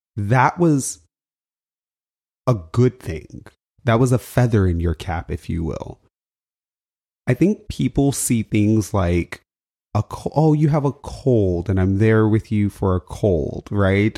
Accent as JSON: {"language": "English", "country": "United States", "said": "I'm an American, right? Like, I feel American"}